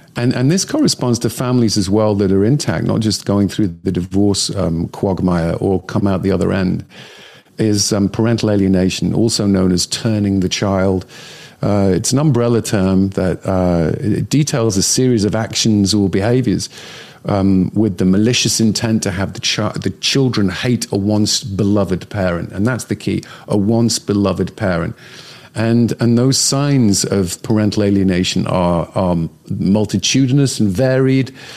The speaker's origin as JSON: {"language": "English", "region": "Northern England", "country": "United Kingdom", "tie": "born or raised there", "moved": "yes", "said": "growing up in Northern England where I grew up"}